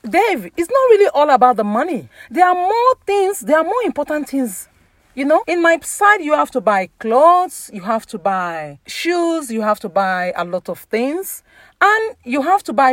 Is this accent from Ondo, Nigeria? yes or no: yes; Ondo, Nigeria; I'm from Yoruba, Ondo State